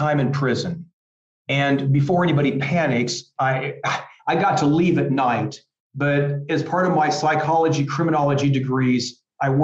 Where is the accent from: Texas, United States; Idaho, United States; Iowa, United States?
Iowa, United States; small farm town outside Des Moines; moved away as an adult; also born or lived in California; now in Munich, Germany; I'm from a very small farm town right outside of Des Moines, Iowa. I love my hometown.